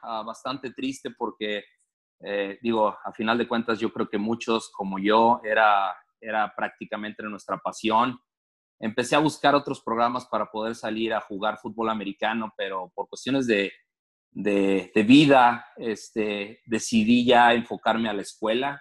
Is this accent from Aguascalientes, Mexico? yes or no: no; Torreón, Coahuila, Mexico; moved away as an adult; also born or lived in Mexico City, Mexico; now in Toledo, United States; soy originario de la Ciudad de México, ah, muy pequeño, muy, chavito. Me moví a, Torreón, fue en el 89.